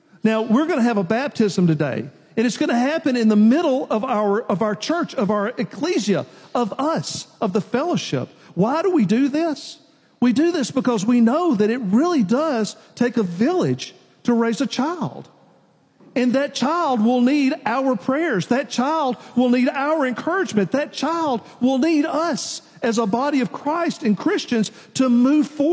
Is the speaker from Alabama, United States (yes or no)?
no; Nashville, Tennessee, United States; I grew up in Nashville, in town